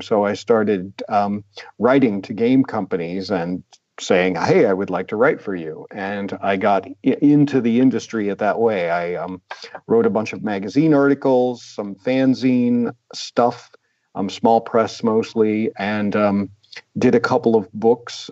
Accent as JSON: {"language": "English", "country": "United States", "said": "I'm an American."}